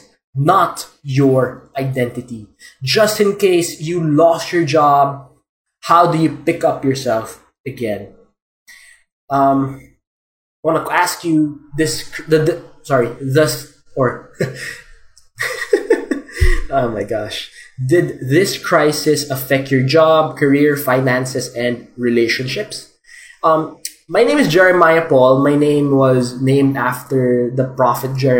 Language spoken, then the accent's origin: English; Philippines; I'm a Filipino